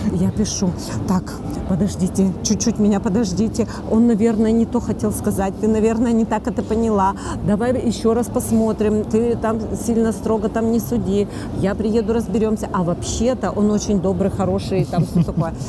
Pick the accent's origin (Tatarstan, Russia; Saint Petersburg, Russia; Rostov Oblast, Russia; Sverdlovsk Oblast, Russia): Sverdlovsk Oblast, Russia; Yekaterinburg; Я из Екатеринбурга